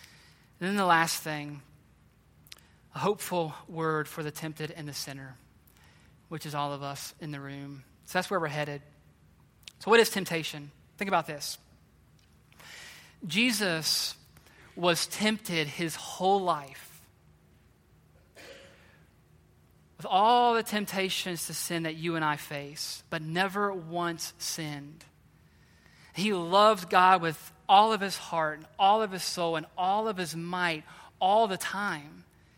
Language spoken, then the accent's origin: English; West Virginia, United States; I grew up in West Virginia hunting and fishing. Loved it.